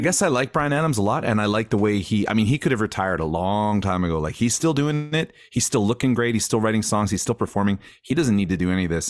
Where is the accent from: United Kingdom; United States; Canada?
Canada; Grande Prairie, Alberta; I grew up in Grand Prairie, which is like, uh, I, I mean, I know we all know, but, uh, at the time when I was a kid, it was a smaller community in Northern Alberta